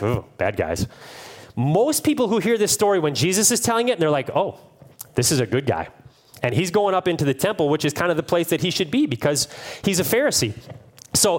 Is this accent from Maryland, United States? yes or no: no; Cleveland, Ohio, United States; I'm from Cleveland